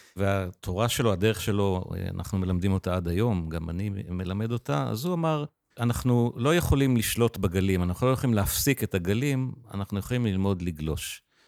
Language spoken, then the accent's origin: Hebrew; Israel; גדלתי בקיבוץ